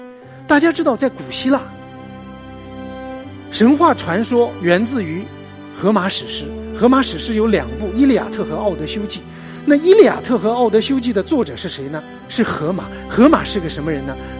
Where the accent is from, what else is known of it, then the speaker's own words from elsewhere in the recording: Nanjing, Jiangsu, China; 我的老家在南京。我是一个喝长江水长大的，